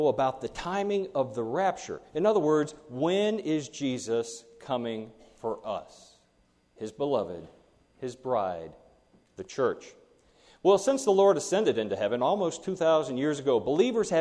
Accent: Kentucky, United States; my home state of Kentucky

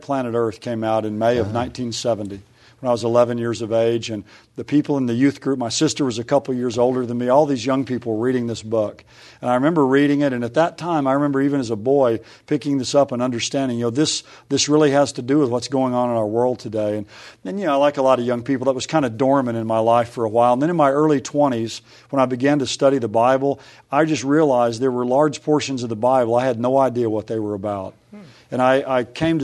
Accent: Oklahoma City, Oklahoma, United States; also born or lived in Dallas; I grew up in Oklahoma City area.

